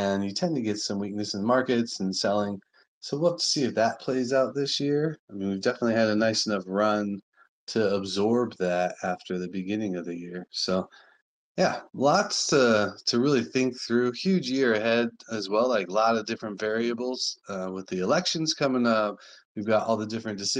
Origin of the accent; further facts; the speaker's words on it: Sonoran Southwest, United States; I was born and raised in the Sonoran Southwest